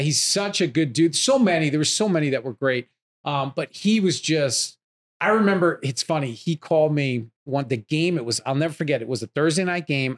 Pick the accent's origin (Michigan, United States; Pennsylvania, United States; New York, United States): New York, United States; Long Island; moved away as an adult; now in Los Angeles, United States; I grew up in New York, Long Island